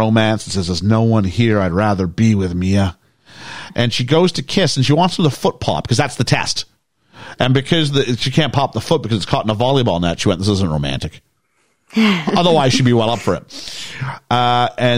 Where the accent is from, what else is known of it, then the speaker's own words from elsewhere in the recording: Canada; I'm from Canada, where like it's snowy